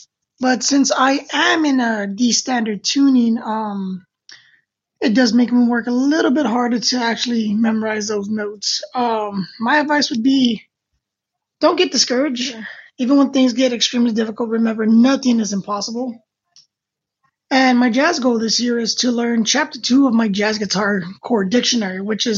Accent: San Antonio, Texas, United States; I'm from San Antonio, Texas.

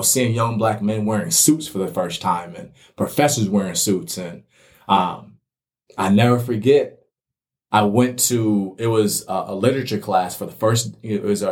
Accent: Minnetonka, Minnesota, United States; also born or lived in Waterloo, Iowa / Bloomington, Minnesota; my experience growing up in the West Metro area, Minnetonka

